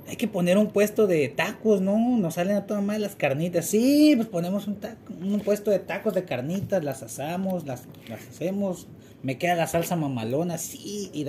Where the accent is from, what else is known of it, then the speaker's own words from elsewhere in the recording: Mexico; somos una sociedad mexicana que para la madre los proyectos a mediano y largo plazo siempre se caen, siempre se caen.